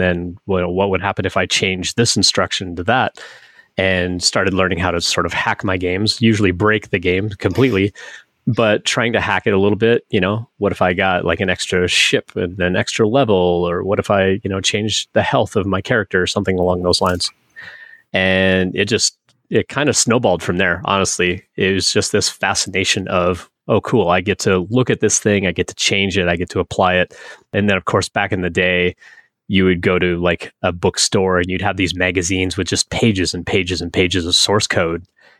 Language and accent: English; Northwest Territories, Canada; And I grew up in Northern Canada, way, way up in the Northwest Territories.